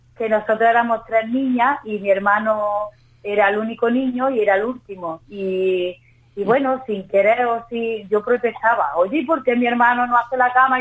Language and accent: Spanish; Andalusia, Spain; como andaluza, cantarle a mi tierra